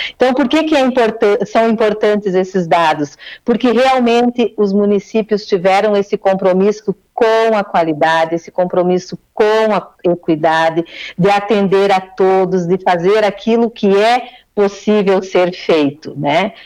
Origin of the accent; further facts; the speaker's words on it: Giruá, Rio Grande do Sul, Brazil; moved away as an adult; now in Porto Alegre, Brazil; Sou de, sou de Giruá, mas estou a Porto Alegre já há dois anos e meio